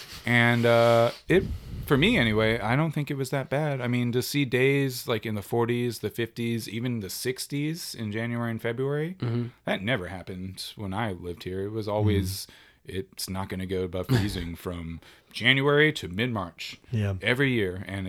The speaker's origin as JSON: {"language": "English", "region": "South Carolina", "country": "United States", "tie": "born or raised there", "also_born_or_lived": "Germany", "said": "I was an army brat. And so, you know, I was born in Germany. We traveled a lot. And then after all of, you know, moving around, we settled in South Carolina, which was very bizarre."}